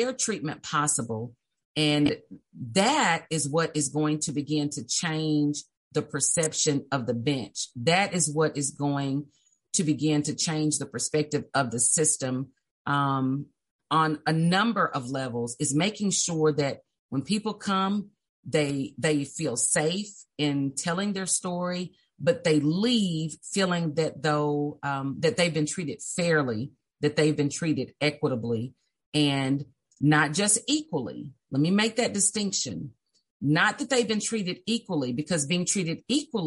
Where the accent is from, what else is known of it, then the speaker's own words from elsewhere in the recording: Little Rock, Arkansas, United States; also born or lived in Brinkley; So I'm from Little Rock. I was raised in Southwest Little Rock.